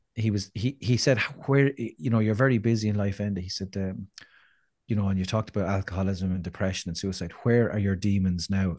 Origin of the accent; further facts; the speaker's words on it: Ireland; we need to hear as Irish people